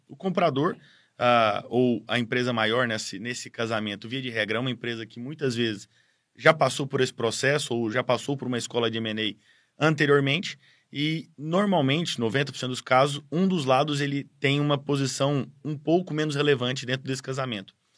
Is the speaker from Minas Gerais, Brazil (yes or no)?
no; Goiás, Brazil; now in São Paulo, Brazil; eu não sou paulista ou paulistano, eu sou goiano de criação, vim de Goiás muito cedo para estudar em São Paulo